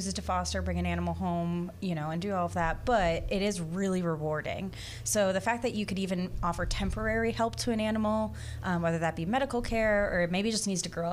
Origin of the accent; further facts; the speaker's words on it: Michigan, United States; moved away as an adult; also born or lived in Orange County, Florida; now in Volusia County, United States; I come from Michigan. I actually moved down to Florida 3 years ago